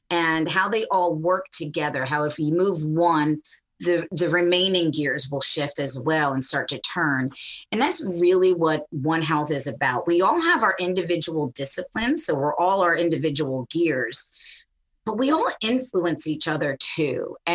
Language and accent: English; Knoxville, Tennessee, United States; accent: Jersey; I'm I'm a little suburban girl from Knoxville, Tennessee. My accent's from Jersey because my parents just kept telling me to walk the dog.